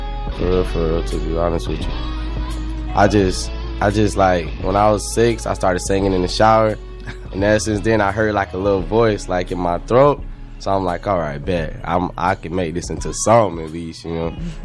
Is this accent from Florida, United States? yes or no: yes; Sarasota, Florida, United States; I'm from Sarasota. Okay. Born and raised. Not Braden, though.